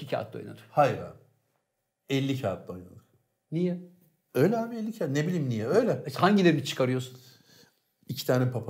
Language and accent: Turkish; Cağaloğlu, Istanbul, Turkey; Biz Cağaloğlu'nda yetiştik. Cağaloğlu'nu evet. bilir misin?